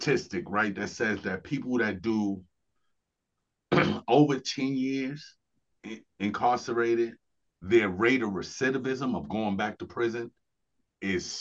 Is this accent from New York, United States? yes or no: yes; New York City, New York, United States; moved away as an adult; now in Buffalo, United States; I grew up in New York City